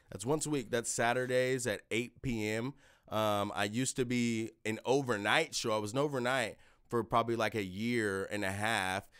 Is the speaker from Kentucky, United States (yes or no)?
no; Lenexa, Kansas, United States; also born or lived in Shawnee, Kansas; I'm born in K C K. I, um, grew up in, like, Lenexa in Kansas City, Missouri